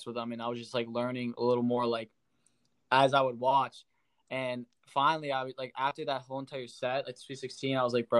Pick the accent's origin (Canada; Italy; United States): United States; Erie, Pennsylvania; I'm from Erie, Pennsylvania. And that's, I kind of just was raised there and never left